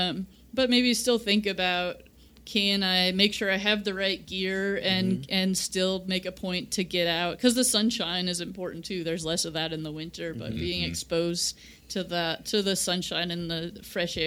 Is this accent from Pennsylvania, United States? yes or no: no; Chicago, Illinois, United States; now in Kansas, United States; I grew up in Chicago